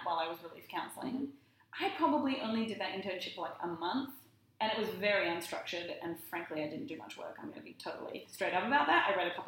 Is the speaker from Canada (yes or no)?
no; Australia; moved away as an adult; being Australian definitely helped. Like, he just noticed me cause I was Australian